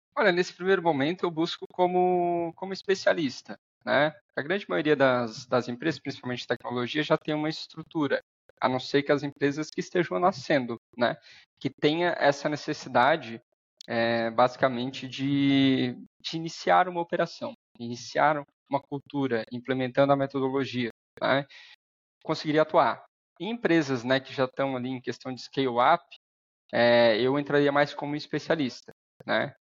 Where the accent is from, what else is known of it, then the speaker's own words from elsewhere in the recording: Araranguá, Santa Catarina, Brazil; also born or lived in Dublin; sou natural aqui de Araranguá